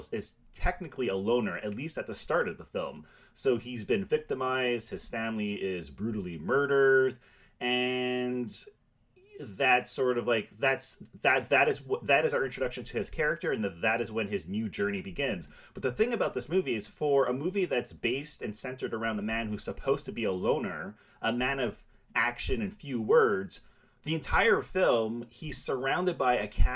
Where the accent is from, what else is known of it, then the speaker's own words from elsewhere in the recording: Canada; now in Montreal, Canada; I live in Montreal